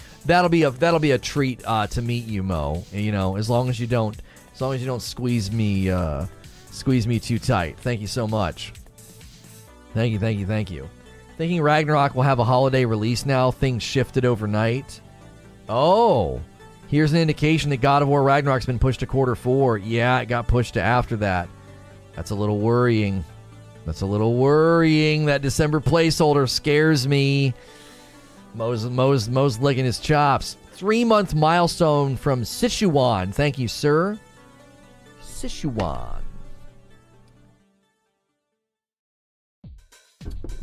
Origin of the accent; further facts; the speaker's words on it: Northern Ohio, United States; moved away as an adult; now in Louisville, United States; I'm originally from Northern Ohio. I'm in Louisville, Kentucky for officially this year